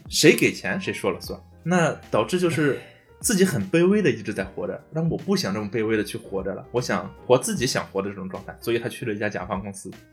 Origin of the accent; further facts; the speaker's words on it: China; 我们中国人